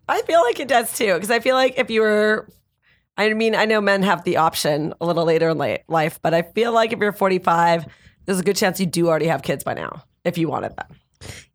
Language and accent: English; Canada; now in Los Angeles, United States; I'm from Canada